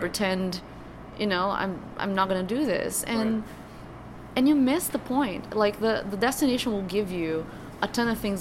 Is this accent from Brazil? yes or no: yes; Brazil; first language Portuguese; English is a second language; moved away as an adult; now in United States